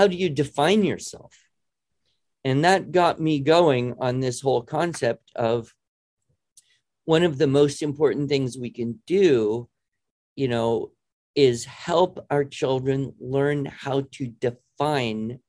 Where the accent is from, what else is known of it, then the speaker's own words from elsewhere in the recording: United States; I'm an American.